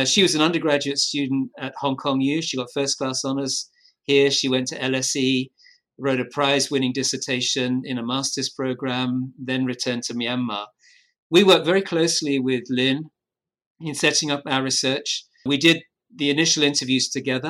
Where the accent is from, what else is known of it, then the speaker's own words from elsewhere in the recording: United Kingdom; I'm British